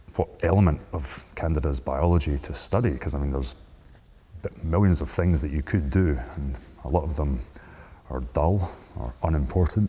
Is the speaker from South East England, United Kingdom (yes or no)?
no; Scotland, United Kingdom; moved away; I'm originally from Scotland